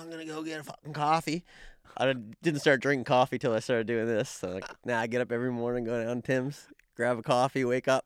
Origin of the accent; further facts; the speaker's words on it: Dartmouth, Nova Scotia, Canada; moved away; I'm from Dartmouth